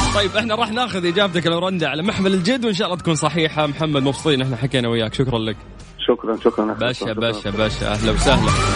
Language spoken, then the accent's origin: Arabic; Cairo, Cairo Governorate, Egypt; من مصر انا من القاهره